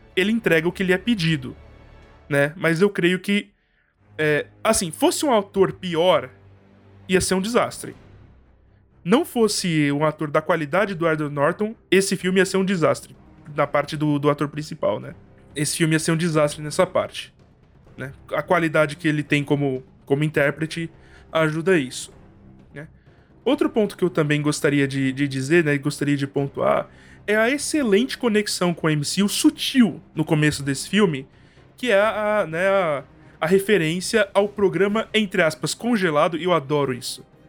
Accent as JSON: {"language": "Portuguese", "country": "Brazil", "said": "minha vivência como brasileiro e como estudante de direito"}